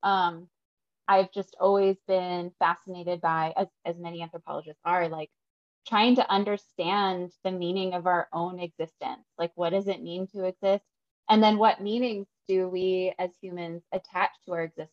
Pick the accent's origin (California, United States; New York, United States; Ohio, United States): California, United States; Santa Cruz; I grew up in California, actually. I'm originally from Santa Cruz.